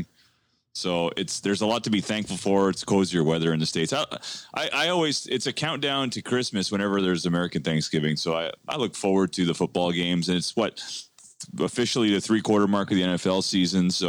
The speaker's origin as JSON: {"language": "English", "country": "Canada", "said": "We're two Canadian boys in the heart of in the nation's capital here in Canada"}